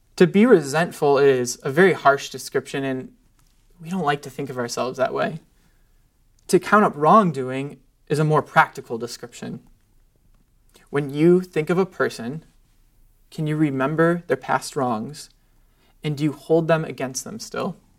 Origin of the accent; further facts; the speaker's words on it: United States; I'm an American